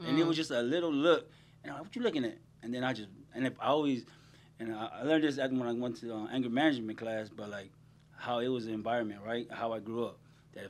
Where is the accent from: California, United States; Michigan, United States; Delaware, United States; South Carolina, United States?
California, United States; Long Beach; also born or lived in Paramount, California / Compton, California; Born and raised in Paramount, and my family's all from Compton. And okay. Then my parents moved out to Long Beach. That's when I went to school out there in Long Beach.